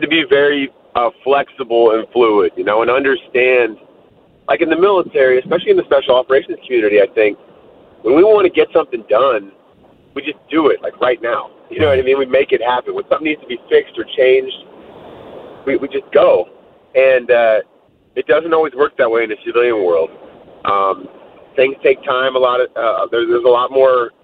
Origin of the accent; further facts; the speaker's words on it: San Francisco Bay Area, California, United States; I grew up in the San Francisco Bay Area. Lived almost my whole young life there